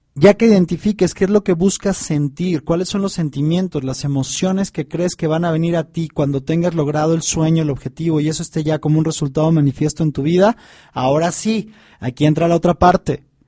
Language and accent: Spanish; Mexico; acá en mi país, ahorita en México